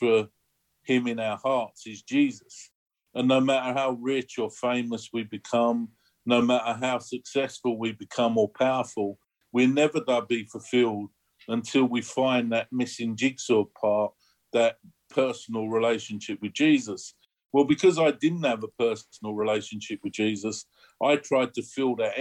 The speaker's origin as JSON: {"language": "English", "region": "London", "country": "United Kingdom", "tie": "born or raised there", "said": "I was born in the East End of London"}